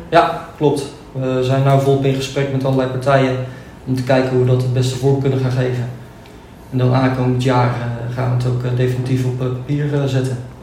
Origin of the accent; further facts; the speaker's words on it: Noordwijkerhout, South Holland, Netherlands; Ik kom uit Noordwijk-Ruid